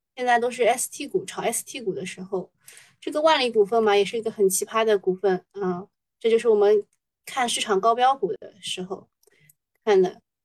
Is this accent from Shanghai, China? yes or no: yes; Shanghai, China; 作为上海人